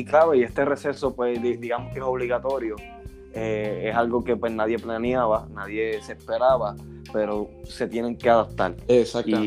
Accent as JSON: {"language": "Spanish", "country": "Puerto Rico", "moved": "yes", "lives_now": "Houston, United States", "said": "soy de Houston, pero hecho en Puerto Rico"}